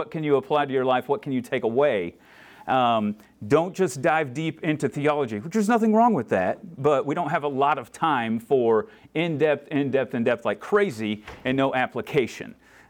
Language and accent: English; Florida, United States; I grew up in Florida, and so that was the Southern Baptist way of doing things.